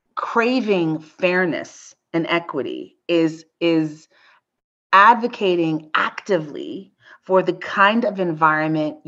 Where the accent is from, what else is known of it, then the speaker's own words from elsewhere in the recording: United States; as an American